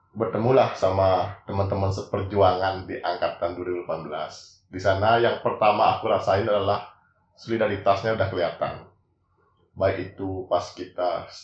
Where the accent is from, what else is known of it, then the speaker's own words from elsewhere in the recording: Bali, Indonesia; di mesin itu bukan kayak saya sendiri kan orang Bali ya.